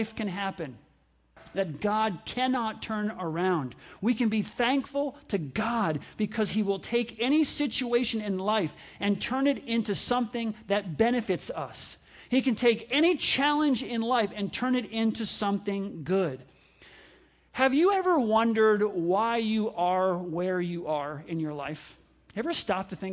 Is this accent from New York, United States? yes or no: yes; New York, United States; I grew up in New York